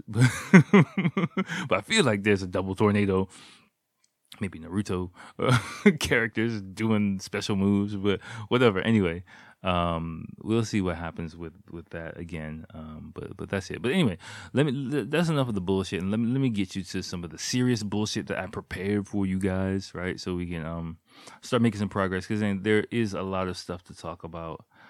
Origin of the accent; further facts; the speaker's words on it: Washington, District of Columbia, United States; moved away as an adult; now in Japan; my days as a public school kid in America, in Washington, D C, in the, like, eighties and nineties